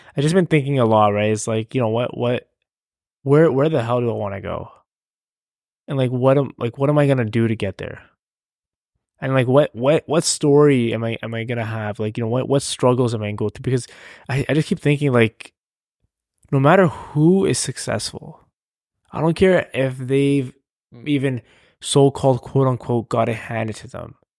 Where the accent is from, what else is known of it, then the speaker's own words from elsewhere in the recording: Canada; I'm Canadian